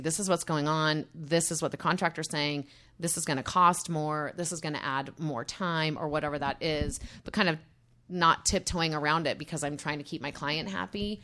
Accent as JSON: {"language": "English", "region": "Utah", "country": "United States", "tie": "born or raised there", "said": "I grew up in Utah"}